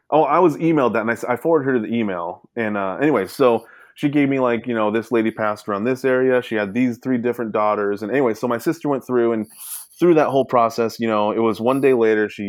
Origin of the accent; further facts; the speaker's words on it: Sacramento, California, United States; I'm from Sac, you know, I was born in Sacramento